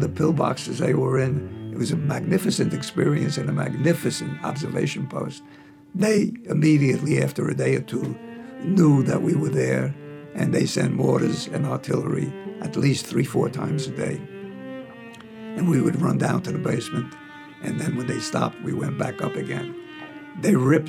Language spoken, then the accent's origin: English; New York City, New York, United States; I was born on December 9th, 1920, in Harlem, New York City